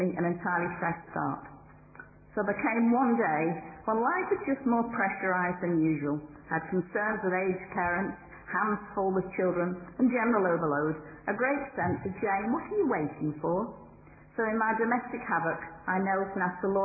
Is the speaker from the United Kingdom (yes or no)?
yes; Derbyshire, East Midlands, United Kingdom; moved away as an adult; I grew up in Derbyshire